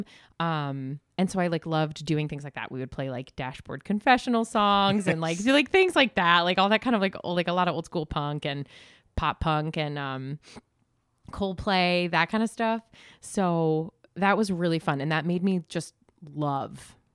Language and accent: English; Galway, New York, United States; I grew up in Galway